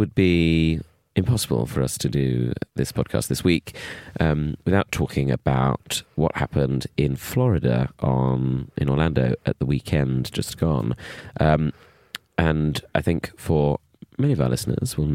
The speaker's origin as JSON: {"language": "English", "town": "Bromley", "region": "London", "country": "United Kingdom", "tie": "born or raised there", "said": "when I grew up in Bromley"}